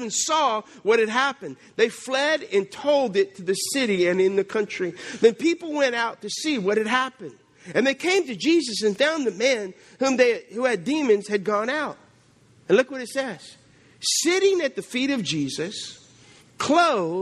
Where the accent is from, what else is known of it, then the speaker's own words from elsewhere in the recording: South Louisiana, United States; I'm from South Louisiana